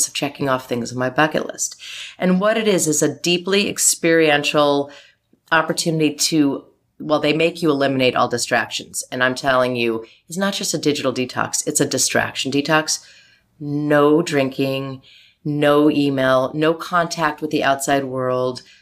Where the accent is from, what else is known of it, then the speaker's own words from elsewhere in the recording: Chicago, Cincinnati, Midwest, United States; moved away; I'm a Midwest girl. Little Chicago, little Cincinnati